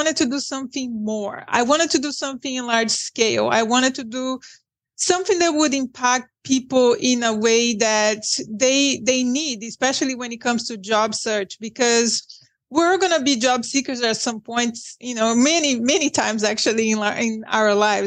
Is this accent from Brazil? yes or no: yes; Brazil; English is a second language; moved away as an adult; now in United States; I am from Brazil